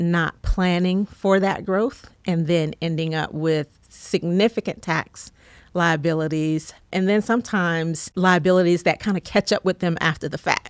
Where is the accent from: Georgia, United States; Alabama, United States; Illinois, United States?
Georgia, United States; College Park; also born or lived in North Carolina; I grew up here in Georgia